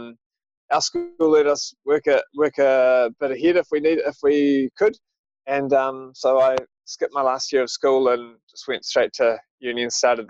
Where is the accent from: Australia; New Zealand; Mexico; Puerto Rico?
New Zealand; Auckland; now in Wellington, New Zealand; I grew up in Auckland